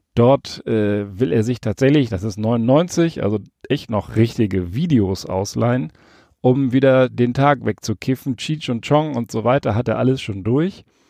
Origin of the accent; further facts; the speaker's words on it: Hesse, Germany; also born or lived in Berlin; now in Rhineland, Germany; Als ich mit circa vier Jahren von Berlin nach Hessen gezogen wurde mit meinen Eltern, kam ich in ein kleines Kaff